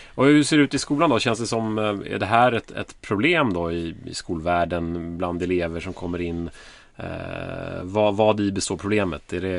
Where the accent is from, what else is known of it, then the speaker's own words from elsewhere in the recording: Sweden; vi som svenskar